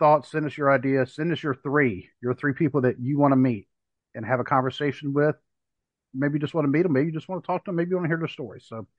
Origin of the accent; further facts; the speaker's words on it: the South, United States; Dwayne and I, we grew up in the South. We just didn't have a lot of hockey growing up